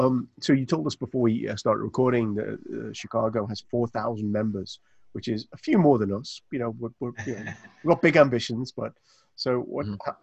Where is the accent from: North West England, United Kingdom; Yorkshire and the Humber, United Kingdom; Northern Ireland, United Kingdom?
North West England, United Kingdom; Liverpool; because I'm from Liverpool, as these guys know